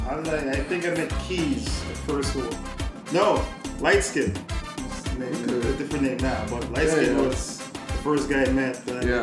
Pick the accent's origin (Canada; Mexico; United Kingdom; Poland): Canada; Montreal, Quebec; So I was born in Montreal first.